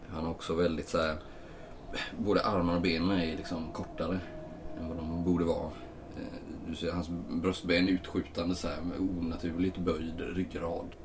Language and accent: Swedish; Småland, Sweden; also born or lived in Stockholm / Uppsala; Jag är från Sverige. Ja, jag är från eh, Sverige. Ja, Småland närmare bestämt, men